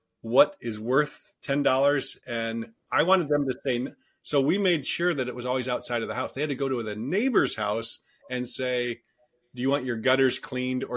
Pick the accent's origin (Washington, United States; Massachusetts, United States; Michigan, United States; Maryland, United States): Michigan, United States; Detroit; now in Silicon Valley, United States; I grew up in Detroit